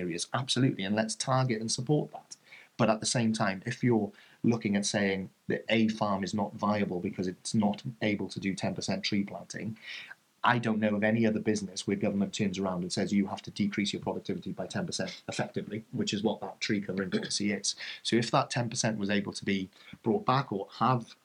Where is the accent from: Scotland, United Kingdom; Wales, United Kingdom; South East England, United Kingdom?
Wales, United Kingdom; as proud as I am of being a Welshman